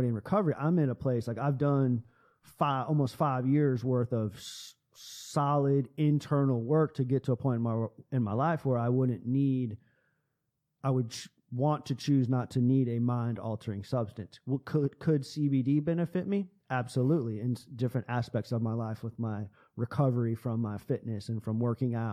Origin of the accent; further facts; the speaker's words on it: United States; we as American citizens